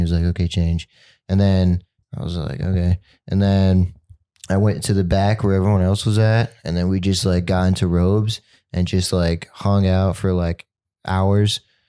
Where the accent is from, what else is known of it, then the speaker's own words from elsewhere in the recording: Glendale, Arizona, United States; I'm from Glendale, Arizona. And I'm 20 years old